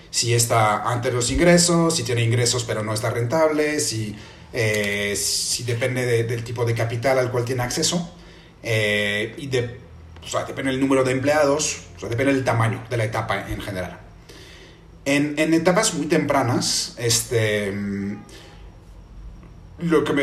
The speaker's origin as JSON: {"language": "Spanish", "country": "France", "second_language": "Spanish", "said": "yo, este, entonces, como dije, soy, soy francés. Este, yo estudié economía en, en, en Francia"}